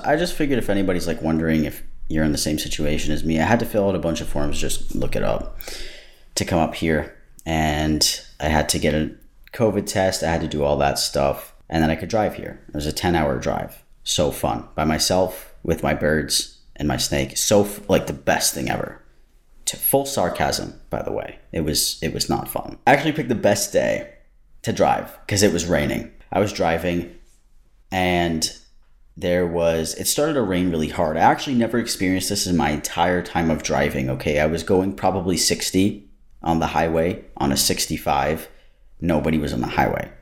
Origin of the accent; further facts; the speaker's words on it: United States; moved away as an adult; now in Canada; I'm American